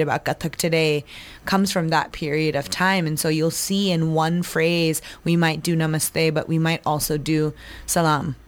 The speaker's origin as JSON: {"language": "English", "region": "New Jersey", "country": "United States", "tie": "born or raised there", "said": "I grew up in New Jersey."}